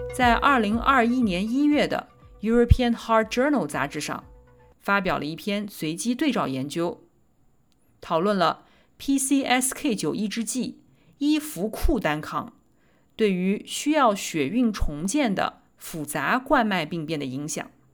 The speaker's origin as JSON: {"language": "Chinese", "town": "Nanjing", "region": "Jiangsu", "country": "China", "said": "我来自南京"}